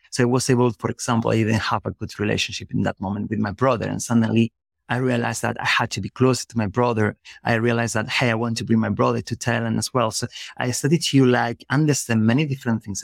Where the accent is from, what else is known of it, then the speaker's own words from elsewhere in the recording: Spain; English is a second language; moved away as an adult; also born or lived in Germany; I was living in, in another country because I'm from Spain. So I was living in Germany in that moment.